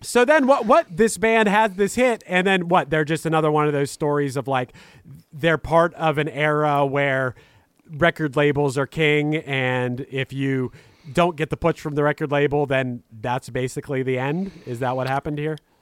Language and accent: English; Pittsburgh, Pennsylvania, United States; I'm from Pittsburgh, Pennsylvania